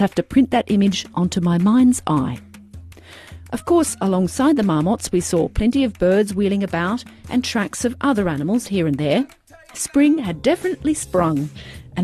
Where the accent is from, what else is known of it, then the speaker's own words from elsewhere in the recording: Australia; now in Europe; as an Australian in Europe